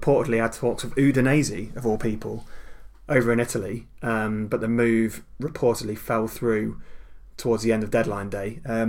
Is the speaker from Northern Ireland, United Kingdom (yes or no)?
no; Plaistow, London, United Kingdom; born there; I was born in Plaistow, London, and I'm currently 53 years of age.